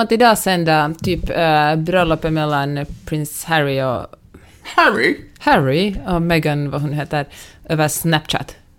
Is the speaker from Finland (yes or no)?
yes; Finland; now in United States; jag som finländare